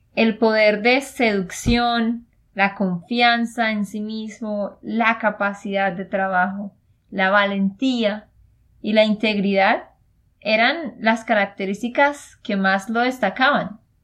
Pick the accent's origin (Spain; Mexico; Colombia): Colombia; Santander; de Santander, Colombia.